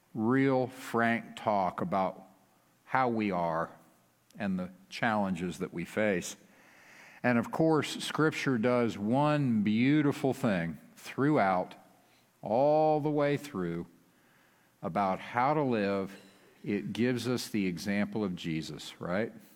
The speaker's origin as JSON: {"language": "English", "region": "West Texas", "country": "United States", "said": "we are from West Texas"}